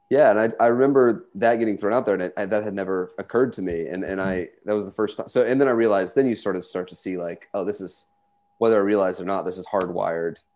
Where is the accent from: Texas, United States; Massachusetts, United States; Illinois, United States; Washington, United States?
Texas, United States; just by being Texan and being Jewish